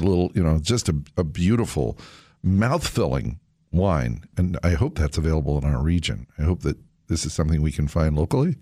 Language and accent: English; United States